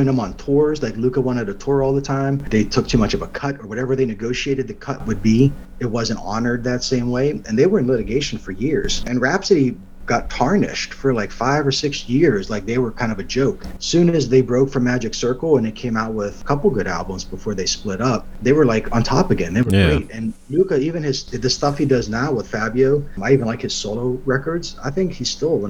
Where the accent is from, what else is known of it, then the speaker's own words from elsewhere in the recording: Baden, Pennsylvania, United States; moved away as an adult; also born or lived in California / Utah / North Carolina; now in Tennessee, United States; The town I grew up outside of Pittsburgh was called Baden